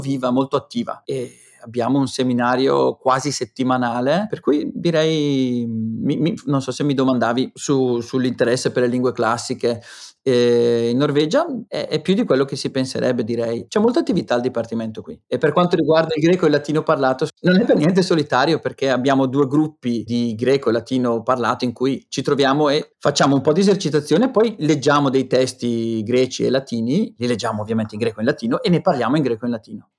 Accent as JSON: {"language": "Italian", "area": "Brescia", "region": "Lombardy", "country": "Italy", "accent": "Brescian dialect", "moved": "yes", "lives_now": "Oslo, Norway", "said": "il greco moderno, lo spagnolo e ovviamente il dialetto bresciano"}